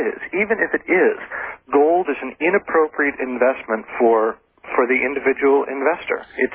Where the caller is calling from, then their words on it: Ofterschwang, Bavaria, Germany; From Aufteschwang in Germany, which is very near the Austrian border.